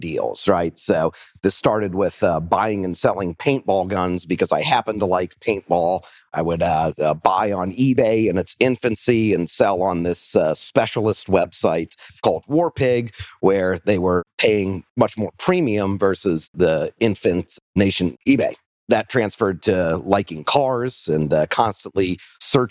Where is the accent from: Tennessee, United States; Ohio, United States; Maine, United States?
Tennessee, United States; Nashville; also born or lived in Rhode Island / Northeast US / New Orleans; I was born in Rhode Island, moved around the Northeast a little bit, and then ended up in Nashville before I was 10. Grew up in Nashville